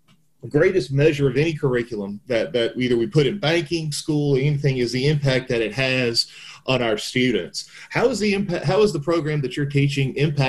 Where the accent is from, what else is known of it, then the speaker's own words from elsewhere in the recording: the South, United States; You're from Memphis, we're from the South, we can use expressions like that.